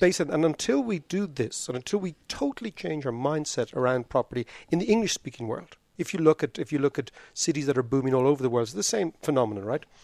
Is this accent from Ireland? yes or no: yes; Ireland; I grew up in Ireland